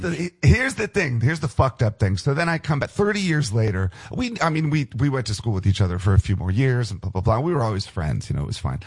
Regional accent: United States; moved away; also born or lived in Los Angeles; I grew up outside of Washington D.C., and so my house is maybe about eight miles from the Pentagon

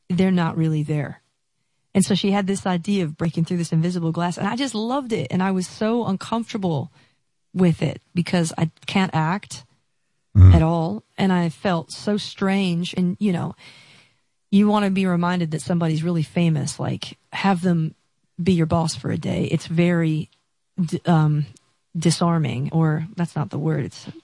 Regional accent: Seattle, Washington, United States; I'm from Seattle

